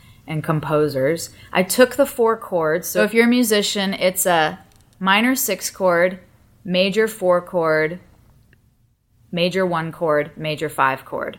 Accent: Malibu, California, United States; I grew up north of the city in Los Angeles. I grew up in the Malibu area

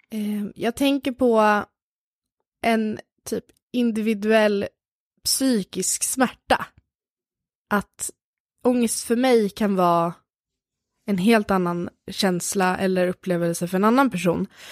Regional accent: Lidingö, Stockholm County, Sweden; jag växte upp på Lidingö

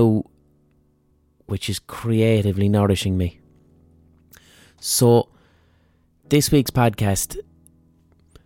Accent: Ireland; Irish people, in terms of diasporas, all right, we've been emigrating from Ireland for centuries

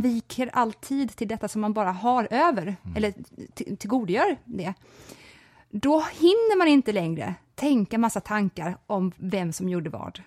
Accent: Växjö, Kronoberg County, Sweden; Jag växte upp i Växjö

